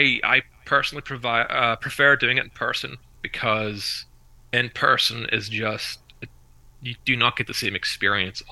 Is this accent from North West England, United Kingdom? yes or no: no; Belfast, Northern Ireland, United Kingdom; I'm from Belfast, but I live near the north coast now